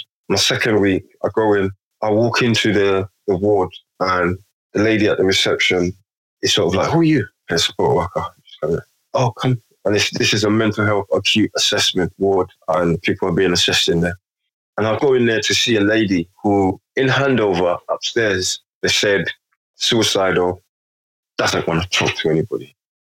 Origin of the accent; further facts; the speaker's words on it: London, United Kingdom; Having come from places I grew up in London, so most environments, most settings I've been in, I'm not the only black man, or I've made sure that I'm not the only black man.